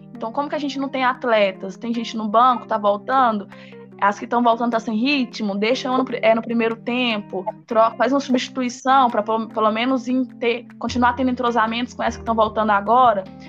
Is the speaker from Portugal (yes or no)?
no; Brazil; a gente é brasileiro e cruzeirense